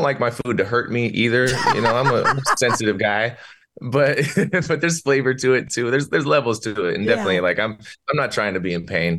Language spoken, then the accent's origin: English; Albuquerque, New Mexico, United States; I'm from Albuquerque, New Mexico. I'm from the Breaking Bad of the country.